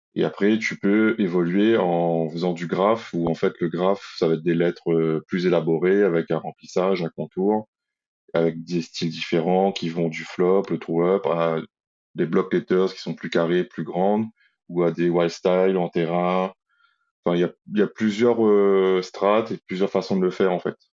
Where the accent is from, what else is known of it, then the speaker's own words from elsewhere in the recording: Saint-Denis, Réunion; j'ai grandi à Saint-Clotilde dans une impasse avec toute ma famille